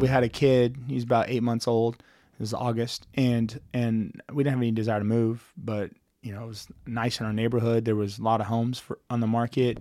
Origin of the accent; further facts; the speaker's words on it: Dallas, Texas, United States; now in Kansas City, United States; growing up in Dallas